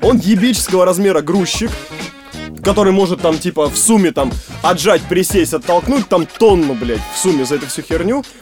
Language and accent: Russian; Stary Oskol, Belgorod Oblast, Russia; Я из Старого Оскола